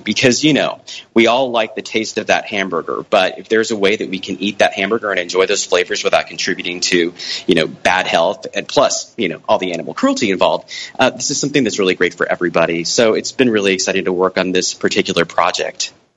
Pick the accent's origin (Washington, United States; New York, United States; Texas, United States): Texas, United States; Brownsville; I grew up on the South Texas Mexican border uh, in a town called Brownsville